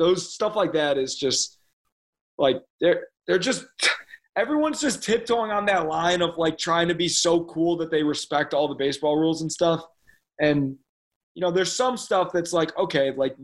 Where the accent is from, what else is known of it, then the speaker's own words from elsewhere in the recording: Chicago, Illinois, United States; I'm from Chicago